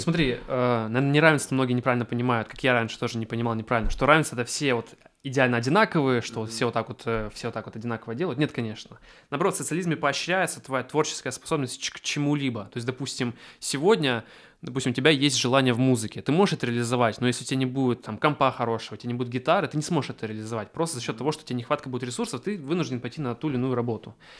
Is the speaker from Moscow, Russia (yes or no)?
no; Achinsk, Krasnoyarsk Krai, Russia; я из региона, из Ачинска